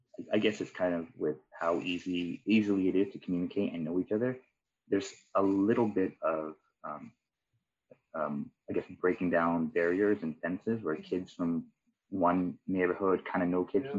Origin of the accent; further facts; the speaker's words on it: Vancouver, British Columbia, Canada; I grew up in East Van. I grew up around Collingwood Renfrew area.